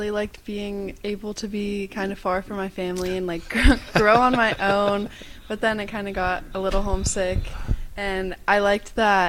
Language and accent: English; West Virginia, United States; moved away as an adult; now in Hawaii, United States; growing up in West Virginia, it's, like, pretty much the same people, same types of people, same cultures.